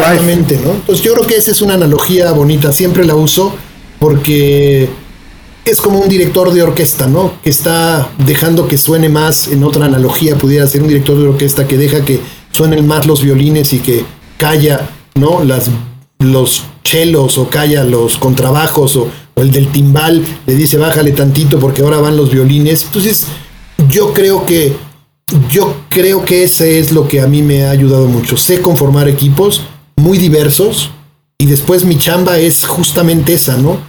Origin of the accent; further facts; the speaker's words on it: Mexico City, Mexico; no somos capaces los chilangos